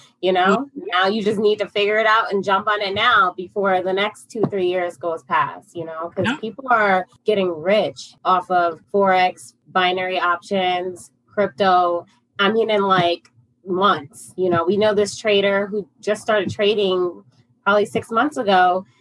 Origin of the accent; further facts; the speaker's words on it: upstate New York, United States; I'm from upstate New York. Uh, originally, um, and currently uh, still in New York. Just a New Yorker all my life